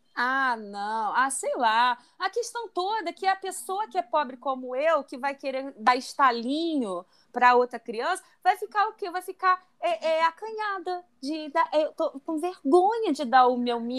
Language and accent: Portuguese; Rio de Janeiro, Brazil; also born or lived in Belém; sou de Bangu